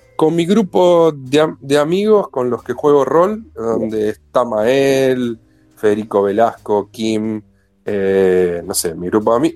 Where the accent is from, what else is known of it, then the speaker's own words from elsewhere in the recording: Villa Insuperable, Buenos Aires Province, Argentina; also born or lived in Mataderos, Buenos Aires; viví siempre cruzando la General Paz media cuadra en un barrio que tiene un nombre muy bueno, que es parte de la República de Mataderos, pero del lado de provincia, se llama Villa